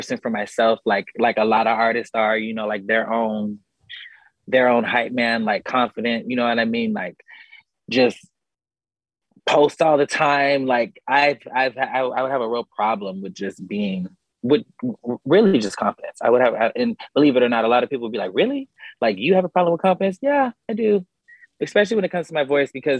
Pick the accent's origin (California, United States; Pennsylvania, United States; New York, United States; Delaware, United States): California, United States; I'm from Cali